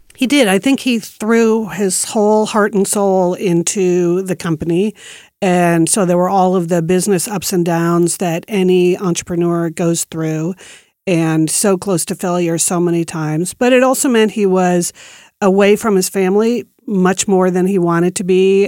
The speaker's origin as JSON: {"language": "English", "region": "East Coast", "country": "United States", "tie": "born or raised there", "also_born_or_lived": "New York City / Beaverton, Oregon", "moved": "as an adult", "said": "I grew up on the East Coast, and when I moved to Nike, I had, I was moving from New York City to Beaverton, Oregon"}